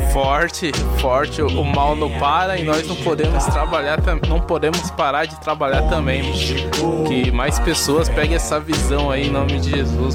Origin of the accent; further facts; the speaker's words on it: São Paulo, Brazil; Sou daqui de São Paulo, tenho 26 anos